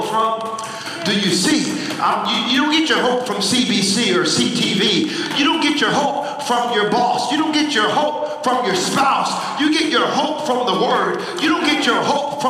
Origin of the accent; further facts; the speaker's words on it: United States; moved away; I'm from the States